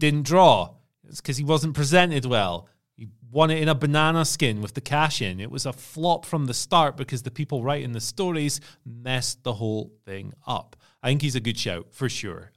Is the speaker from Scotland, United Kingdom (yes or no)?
yes; Scotland, United Kingdom; I'm from Scotland